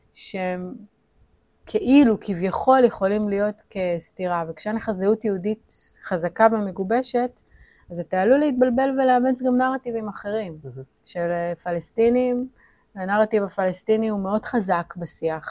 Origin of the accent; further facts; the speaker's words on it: Ashdod, Southern District, Israel; moved away as an adult; also born or lived in Tel Aviv; נולדתי באשדוד וגדלתי באשדוד